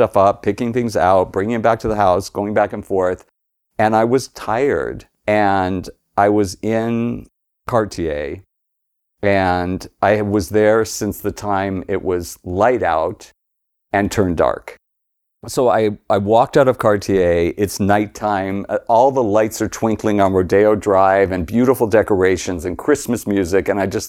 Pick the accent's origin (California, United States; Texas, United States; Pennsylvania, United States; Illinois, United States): California, United States; the San Fernando Valley; My parents, we grew up in the Valley.